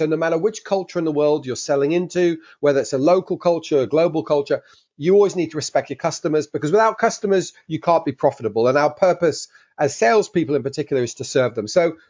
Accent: Geneva, Switzerland; also born or lived in London, England; So as you can possibly tell from my accent, I was born in London, England. But at 6 years old, we moved to Geneva in Switzerland

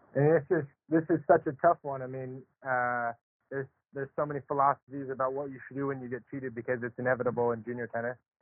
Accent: Charlotte, North Carolina, United States; I grew up in Charlotte, North Carolina

